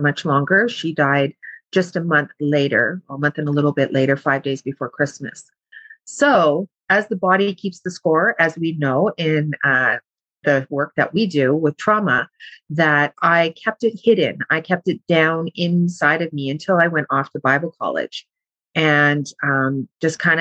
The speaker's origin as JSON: {"language": "English", "town": "Thunder Bay", "region": "Ontario", "country": "Canada", "said": "I'm from Thunder Bay."}